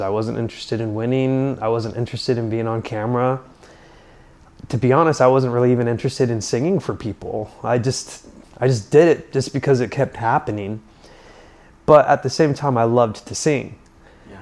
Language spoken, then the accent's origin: English; Utah, United States; growing up in Utah